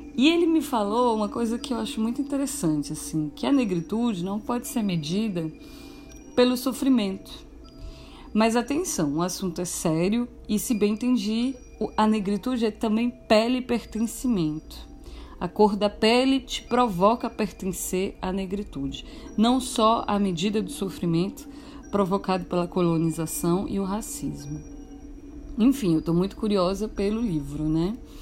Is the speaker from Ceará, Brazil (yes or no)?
yes; Fortaleza, Ceará, Brazil; moved away; also born or lived in Rio de Janeiro; eu sou daqui, de Fortaleza